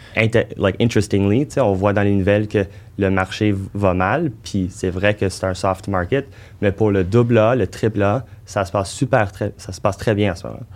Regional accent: Montreal, Quebec, Canada; notre premier projet en tant que Montréalais

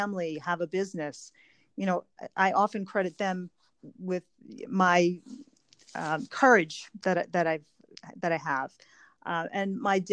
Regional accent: Huntington, New York, United States; I am from Long Island, New York, and I grew up in Huntington, which is a great town

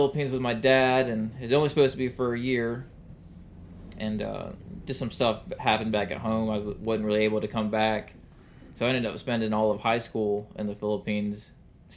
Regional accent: Jacksonville, Florida, United States; I grew up in Mandarin with my mom and my sisters

